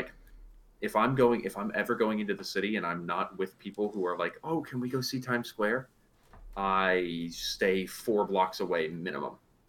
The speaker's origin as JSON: {"language": "English", "country": "United States", "tie": "born or raised there", "said": "I grew up 30 minutes outside of New York City"}